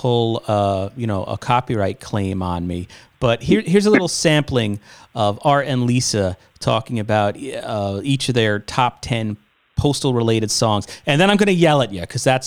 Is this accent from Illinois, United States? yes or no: no; New York, United States; growing up in New York on 92.3 K Rock